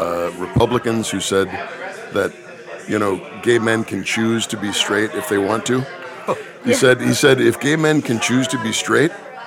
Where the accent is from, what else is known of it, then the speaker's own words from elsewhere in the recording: Omaha, Nebraska, United States; I was born in Omaha, Nebraska.